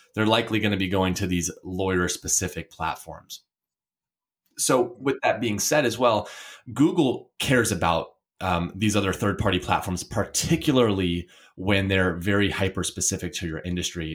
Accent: Portland, Oregon, United States; I'm from Portland, Oregon

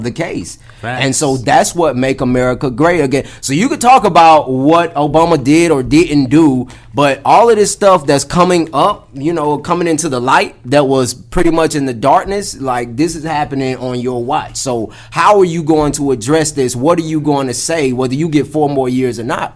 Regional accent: Atlanta, Georgia, United States; I grew up on the south side of Atlanta, man. Specifically, I grew up uh, out in uh, Clayton County

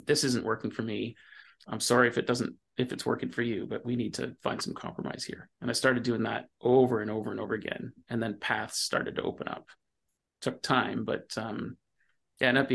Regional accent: Ontario, Canada; I grew up in Ontario in the 80s

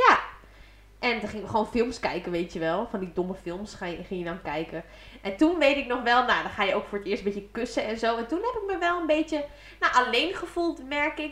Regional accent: Diepenveen, Overijssel, Netherlands; ze kwamen bij ons in Diepeveen wonen

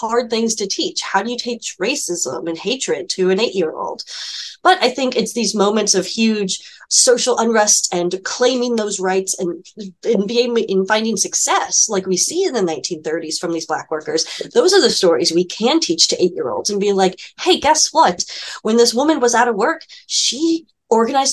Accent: St. Louis, Missouri, United States; I was born in St. Louis in Missouri

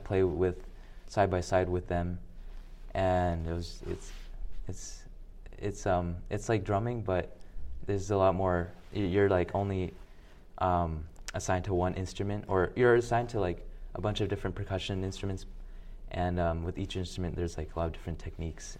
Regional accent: Birmingham, Alabama, United States; now in Little Rock, United States; I was born in Alabama. uh, Birmingham, Alabama.

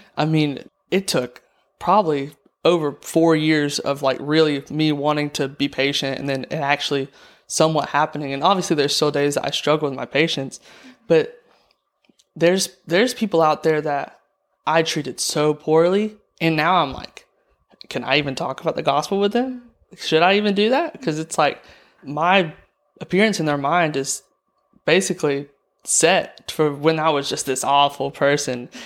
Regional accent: Andalusia, Alabama, United States; I'm from Andalusia, Alabama

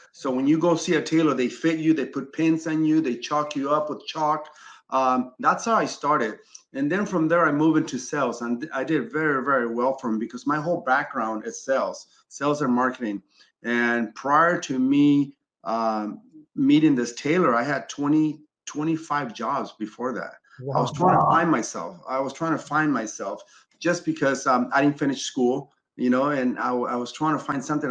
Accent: Chile; now in Los Angeles, United States; I'm from Chile originally, right? And I grew up very modest

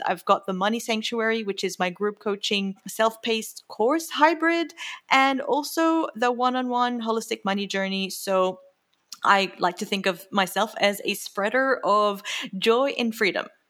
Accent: Jordan; moved away; I grew up in the Middle East, lots of scarcity, lots of scarcity at home

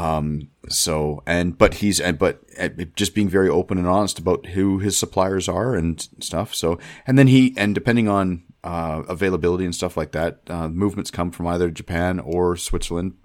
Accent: Canada; being Canadian

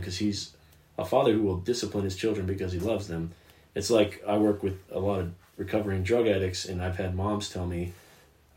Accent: United States

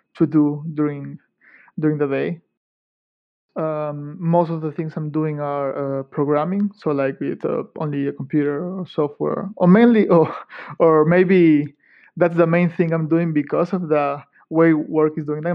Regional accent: Ecuador; moved away as an adult; also born or lived in Manchester; now in Edinburgh, United Kingdom; I come from Ecuador in South America

